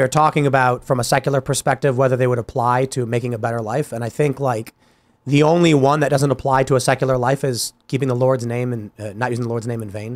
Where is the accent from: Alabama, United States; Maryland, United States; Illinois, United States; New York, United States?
Illinois, United States; Chicago; moved away; I'm from Chicago.